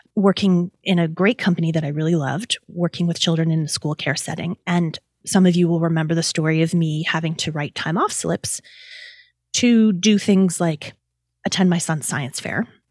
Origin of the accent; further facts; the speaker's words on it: Canada; As a Canadian